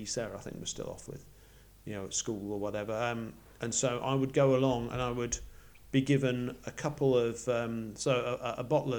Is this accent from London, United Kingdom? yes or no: no; Yorkshire and the Humber, United Kingdom; moved away as an adult; now in Australia; I grew up in Yorkshire, and both my grandparents lived in Bradford